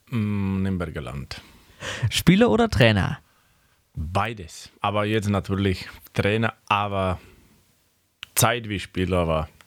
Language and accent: German; Slovakia; German is a second language; moved away as an adult; now in Röthenbach, Germany; Ich bin Junge, wo, wo war ich oder bin ich geboren auf dem Dorf. Das heißt auch in der Slowakei. Ich bin aufgewachsen auf dem Dorf